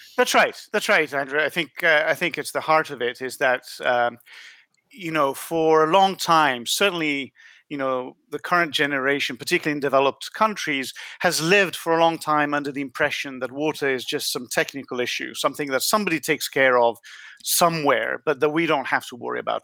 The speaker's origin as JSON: {"language": "English", "country": "Italy", "tie": "born or raised there", "moved": "yes", "said": "I was born in Italy"}